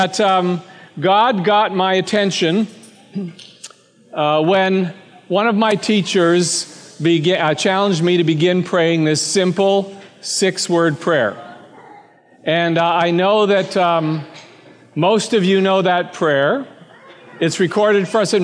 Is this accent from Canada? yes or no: yes; Canada; I was born and raised in Canada, the son of a pastor